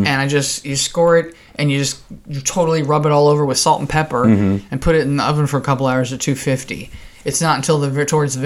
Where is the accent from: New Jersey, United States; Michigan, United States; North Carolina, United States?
New Jersey, United States; moved away as an adult; also born or lived in Oklahoma; in the candy stores in New Jersey when I was growing up